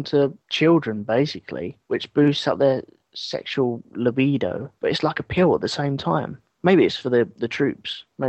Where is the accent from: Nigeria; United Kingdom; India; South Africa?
United Kingdom; England; Even though I'm from England.